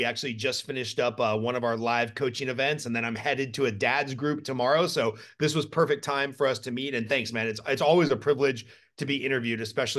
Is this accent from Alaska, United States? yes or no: no; Glendale, California, United States; moved away as an adult; also born or lived in Palmdale, California / Los Angeles; Glendale, California, 1979. Okay. So that puts me 44 years old as the time of this recording. And until about 2 years ago, I was a lifelong Los Angelino.